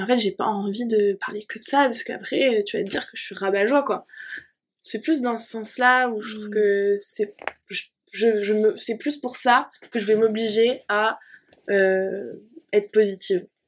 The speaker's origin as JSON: {"language": "French", "region": "Normandy", "country": "France", "tie": "born or raised there", "said": "j'ai grandi en Normandie"}